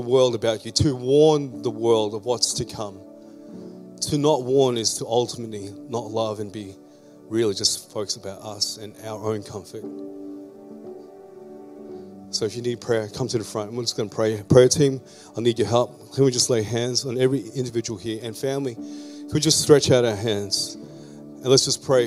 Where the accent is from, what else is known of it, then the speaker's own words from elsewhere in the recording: Philippines; now in Australia; I'm a Filipino-born Australian migrant